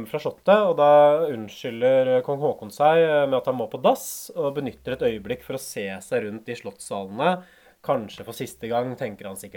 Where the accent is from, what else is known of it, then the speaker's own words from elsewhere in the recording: Hamar, Innlandet, Norway; also born or lived in Oslo; Ikke fødeby, jeg er født i Oslo, faktisk. Men jeg vokste på Hamar.